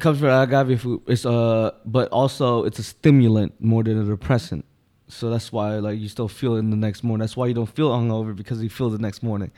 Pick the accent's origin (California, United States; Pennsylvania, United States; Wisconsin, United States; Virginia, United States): Pennsylvania, United States; Philadelphia; I'm born and raised South Philly